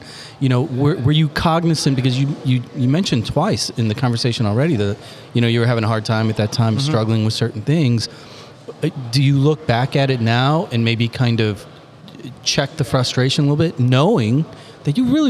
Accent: Granite City, Illinois, United States; that guy's from my hometown

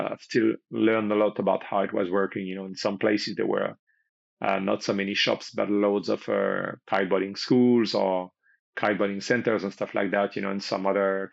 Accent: Paris area, Île-de-France, France; moved away as an adult; I'm originally actually from Paris area, so I was not living on the coastline until I got to about 20 years old, pretty much. So I've done all my studies and pretty much been born and raised around Paris area

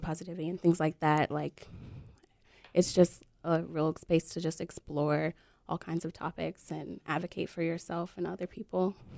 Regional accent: Detroit, Michigan, United States; now in North Carolina, United States; I grew up in Detroit, Michigan, which is really not like the rest of Michigan. And But I was, I was born in, um, North Carolina and I live here now.

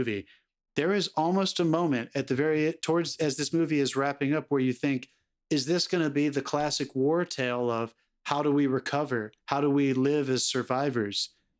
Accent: United States; as an American who is three generations removed from this time period

